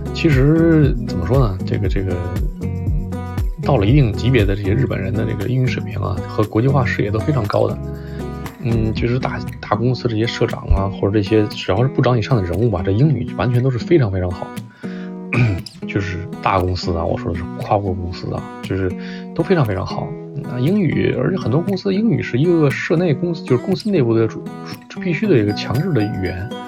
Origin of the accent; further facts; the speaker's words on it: China; now in Japan; 因为我是中国人